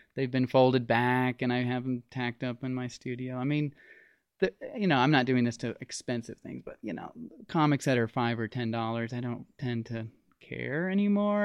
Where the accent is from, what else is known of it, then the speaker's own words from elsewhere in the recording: Las Vegas, Nevada, United States; I grew up in Las Vegas